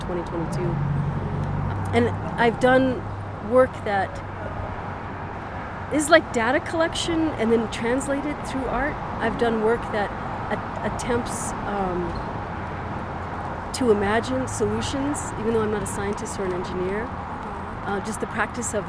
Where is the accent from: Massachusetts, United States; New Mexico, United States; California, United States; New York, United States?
New Mexico, United States; Valencia County; I was born in the Middle Rio Grande Bosque area down in Valencia County